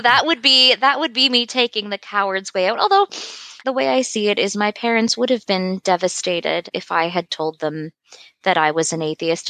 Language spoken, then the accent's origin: English; Toronto, Ontario, Canada; I grew up in Toronto